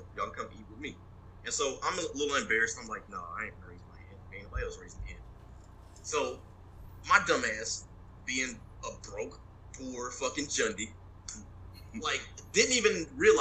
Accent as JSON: {"language": "English", "region": "West Texas", "country": "United States", "moved": "as an adult", "said": "I'm from West Texas"}